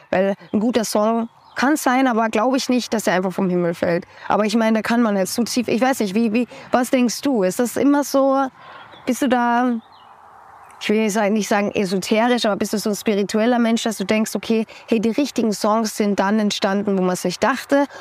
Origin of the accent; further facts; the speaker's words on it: Austria; Ich komme aus Österreich